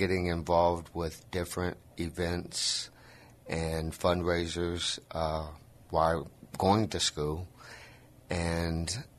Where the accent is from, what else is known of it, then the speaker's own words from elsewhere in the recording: Michigan, United States; also born or lived in Indiana; now in San Antonio, United States; I'm from Michigan. I was born and raised. I grew up in a small town between Chicago and Detroit.